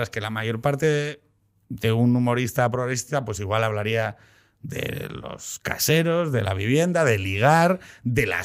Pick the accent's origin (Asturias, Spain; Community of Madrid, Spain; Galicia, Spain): Asturias, Spain; Yo soy de Asturias